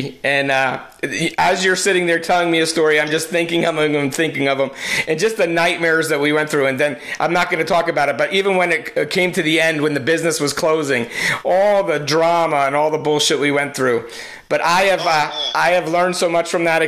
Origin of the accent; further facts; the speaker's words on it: New Jersey, United States; accent: New Jersey; my New Jersey accent